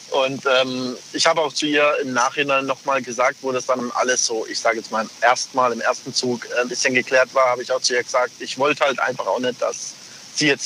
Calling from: Pforzheim, Baden-Württemberg, Germany; Ich komme aus Pforzheim.

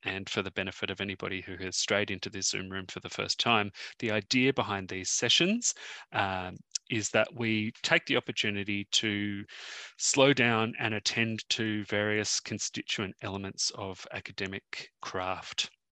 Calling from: Sydney, New South Wales, Australia; I'm zooming in from Gadigal land in the inner west of Sydney

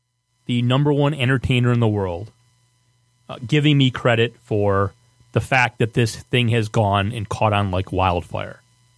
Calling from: Detroit, Michigan, United States; from Detroit. I'm the guy who said it on the air.

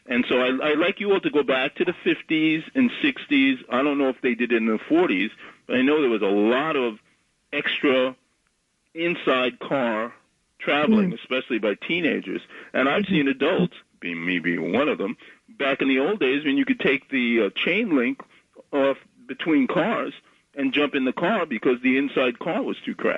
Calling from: Bronx, New York, United States

